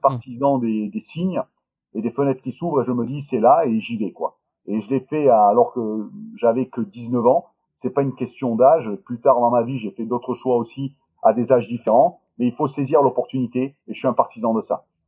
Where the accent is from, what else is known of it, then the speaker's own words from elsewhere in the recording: Marseille, Provence-Alpes-Côte d'Azur, France; je suis originaire du sud de la France, je suis de Marseille